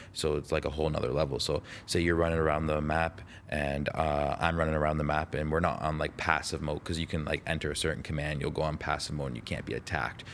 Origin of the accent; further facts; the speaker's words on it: Toronto, Ontario, Canada; also born or lived in Las Vegas, United States; I'm from Toronto, you know. Um, born in born in born in Las Vegas, but I but I lived in Canada since I was like 2 years old